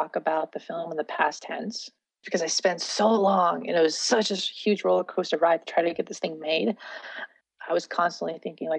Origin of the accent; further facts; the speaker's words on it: Gallup, New Mexico, United States; I'm Navajo and Scottish. I was born and raised on the Navajo Reservation in New Mexico, in a small town called Gallup. You know, when I was growing up, my hometown, Gallup, New Mexico